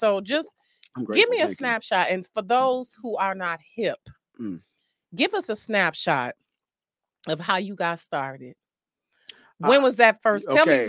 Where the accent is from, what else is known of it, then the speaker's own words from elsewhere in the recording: Detroit, Michigan, United States; don't let my East Side personality fool you.